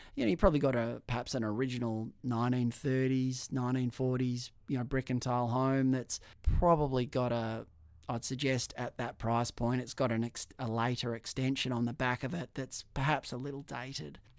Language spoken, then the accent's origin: English; Perth, Western Australia, Australia; I grew up in Swanbourne. Uh, I went to Swanbourne Primary School